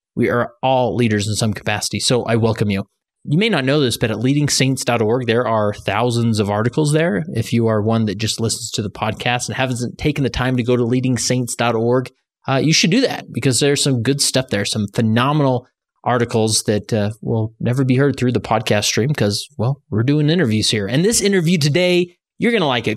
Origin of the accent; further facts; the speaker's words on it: Holladay, Utah, United States; in Holiday, Utah, my hometown